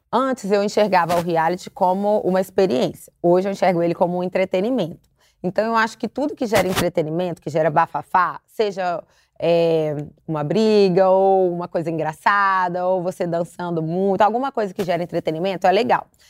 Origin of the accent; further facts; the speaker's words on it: Belo Horizonte, Minas Gerais, Brazil; now in São Paulo, Brazil; sou de Belo Horizonte, hoje eu moro em São Paulo